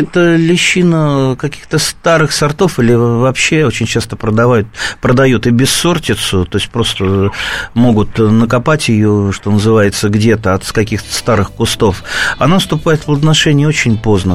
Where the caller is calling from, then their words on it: Tver, Tver Oblast, Russia; Я звоню из Твери